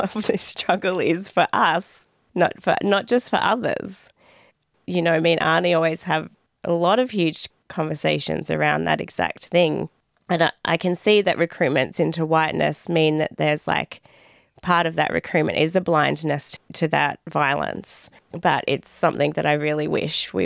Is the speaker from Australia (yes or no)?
yes; Dandenong, Victoria, Australia; growing up as a migrant, growing up in Dandenong